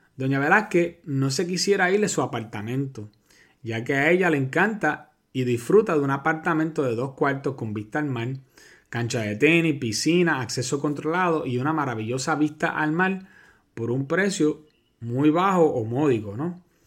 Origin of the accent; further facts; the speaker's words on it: Puerto Rico; los puertorriqueños somos ciudadanos americanos